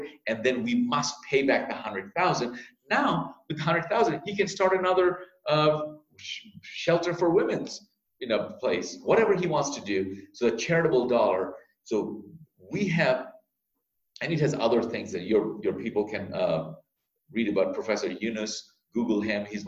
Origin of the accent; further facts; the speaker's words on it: Bangladesh; now in United States; Bangladesh, my home country.